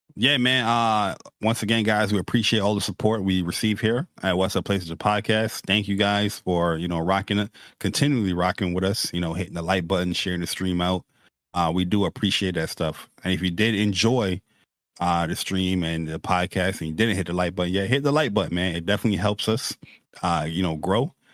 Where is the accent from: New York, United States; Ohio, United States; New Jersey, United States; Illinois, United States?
New York, United States; me and Persona, we, we're, we're New Yorker dudes